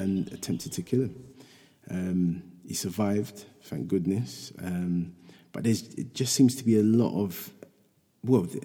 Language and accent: English; London, United Kingdom; in Hackney, my hometown